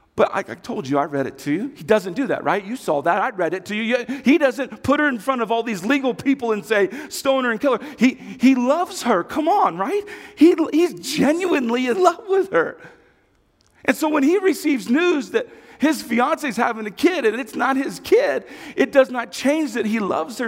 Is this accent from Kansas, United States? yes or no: yes; Kansas, United States; I come from Kansas.